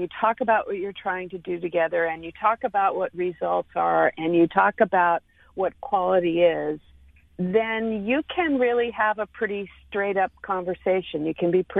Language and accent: English; Texas, United States; I'm a Texan